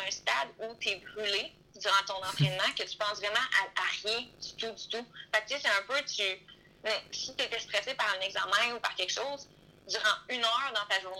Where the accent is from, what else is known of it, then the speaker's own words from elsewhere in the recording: Quebec, Canada; Quand on est beaucoup de Québécois ensemble aussi